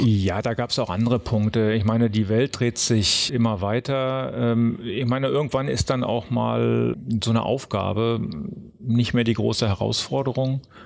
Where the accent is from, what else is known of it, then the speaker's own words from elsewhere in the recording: Berlin, Germany; ich bin aufgewachsen in Berlin-Lichterfelde